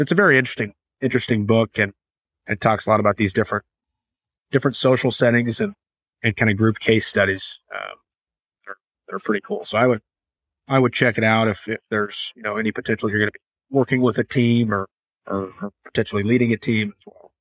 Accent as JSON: {"language": "English", "town": "Kansas City", "region": "Missouri", "country": "United States", "tie": "born or raised there", "said": "who's also born and raised in Kansas City"}